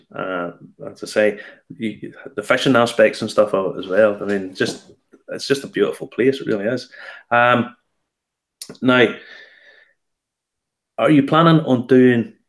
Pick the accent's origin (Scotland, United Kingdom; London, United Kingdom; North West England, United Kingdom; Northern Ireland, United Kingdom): Northern Ireland, United Kingdom; Ballymena; my beloved Ballymena, where I'm from